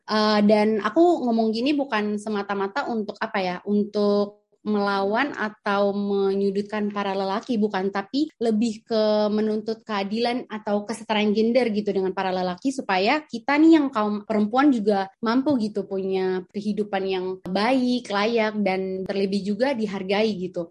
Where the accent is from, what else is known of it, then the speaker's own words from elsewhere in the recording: Ambon, Maluku, Indonesia; now in Jakarta, Indonesia; aku asalnya dari Ambon tapi sekarang lagi stay di Jakarta